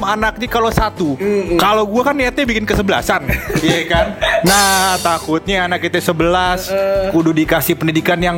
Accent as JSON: {"language": "Indonesian", "town": "Depok", "region": "West Java", "country": "Indonesia", "said": "Ultras Persikat Persatuan uh, Sepak Bola Kota Depok Depok lo Anda jangan mencela-cela kota saya kebanggaan saya itu"}